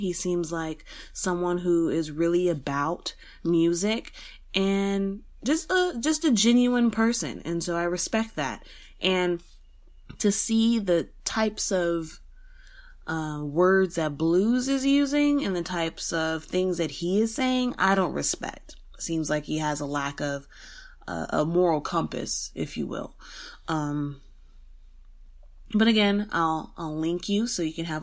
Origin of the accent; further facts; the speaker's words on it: San Antonio, Texas, United States; San Antonio is my hometown, born and raised in Texas